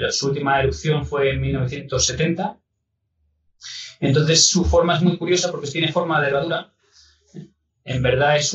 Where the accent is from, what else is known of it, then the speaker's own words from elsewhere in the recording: Zamora, Castile and León, Spain; siempre que por temas de trabajo me toca pasar la Semana Santa fuera de, España y de Zamora, pues eh, es un, pequeño dolor en el corazón.